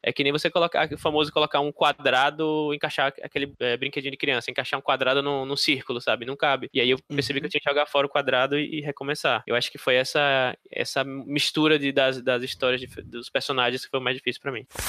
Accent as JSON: {"language": "Portuguese", "town": "Aracaju", "region": "Sergipe", "country": "Brazil", "moved": "as an adult", "lives_now": "São Paulo, Brazil", "said": "Eu sou de, de Aracaju, Sergipe, lá no Nordeste, e eu vim pra cá já com acho que uns 25 anos de idade"}